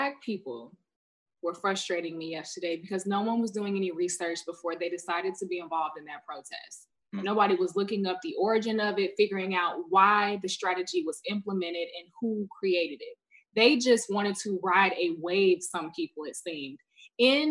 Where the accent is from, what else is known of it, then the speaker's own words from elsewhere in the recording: Chicago, Illinois, United States; moved away as an adult; now in Los Angeles, United States; I'm from Chicago originally. I've been in LA for about 5 years